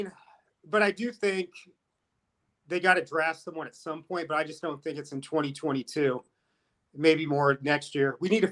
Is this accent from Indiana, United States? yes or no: no; Delphos, Ohio, United States; Yeah, I grew up in Delphus.